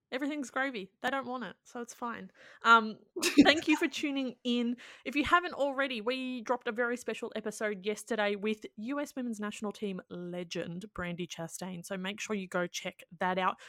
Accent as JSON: {"language": "English", "country": "Australia", "said": "as an Australian"}